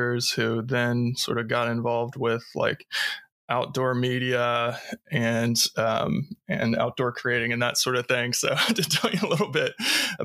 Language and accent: English; Ohio, United States; moved away as an adult; also born or lived in Kentucky / New Zealand / Seattle; I grew up in Ohio